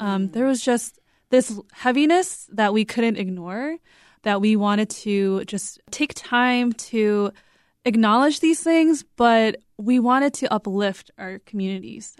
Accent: United States; we are three Korean American women

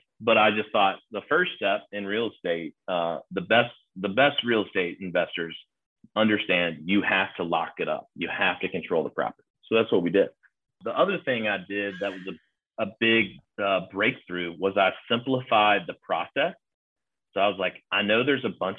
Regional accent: Nashville, Tennessee, United States; I grew up in Nashville. I know this place like the back of my hand

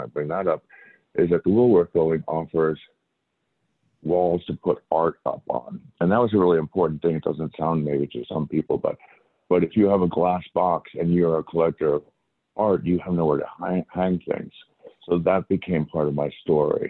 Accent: Long Island, New York, United States; also born or lived in Arizona; we came in from Long Island, where I grew up

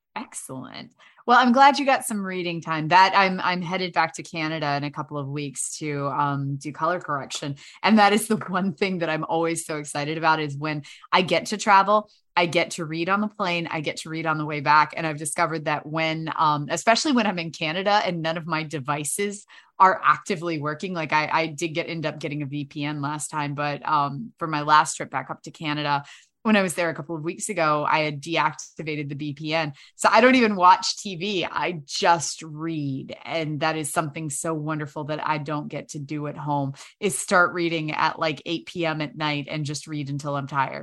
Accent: Winchester, Virginia, United States; also born or lived in Blacksburg, Virginia / Centreville, Virginia; originally Winchester, um, Virginia

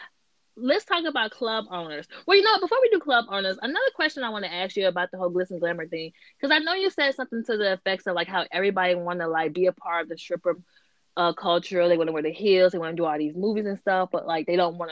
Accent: the South, United States; I'm from the South

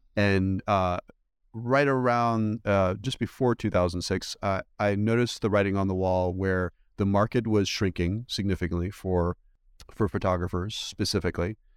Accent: East Coast, United States; also born or lived in Belgium; I went to school, uh, for the most part in the United States, on the East Coast

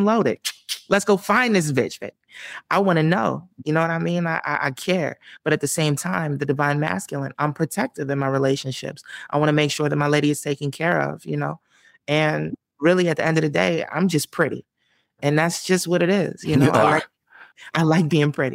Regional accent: Camden, New Jersey, United States; moved away; also born or lived in Southwest Philadelphia, Pennsylvania / Los Angeles; I'm from Camden. But, you know, I've lived all over South Jersey

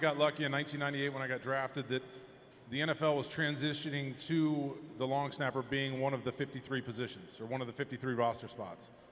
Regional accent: Marietta, Georgia, United States; I grew up in Marietta, Georgia.

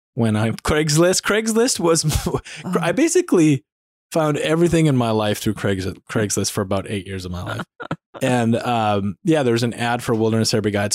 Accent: North Dakota, United States; I grew up in North Dakota

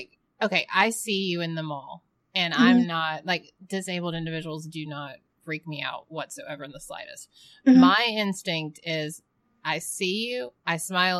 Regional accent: the South, United States; I mean, I'm from the South.

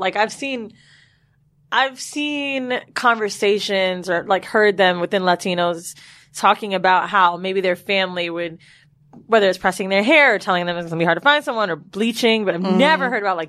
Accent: Florida, United States; moved away; we're from Florida.

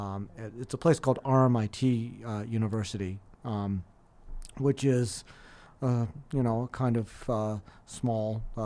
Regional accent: Los Angeles, California, United States; So I grew up in Los Angeles, California

